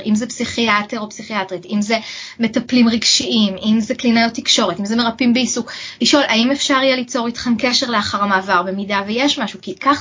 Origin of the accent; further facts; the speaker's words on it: Israel; now in Canada; בתור ישראלים, יש לנו קטע, אנחנו יזמים